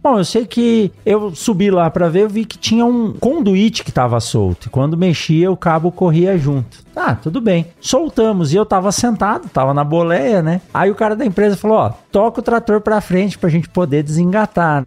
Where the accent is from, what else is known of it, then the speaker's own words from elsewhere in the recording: São Paulo, Brazil; eu nasci em São Paulo